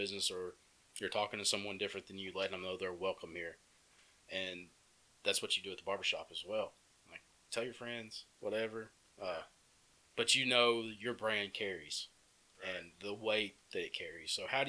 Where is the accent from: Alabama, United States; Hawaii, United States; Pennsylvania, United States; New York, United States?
Alabama, United States; Empire; growing up in Empire, like, Empire's a good place. Like, I could ride my bike up and down the road as a kid and all this stuff.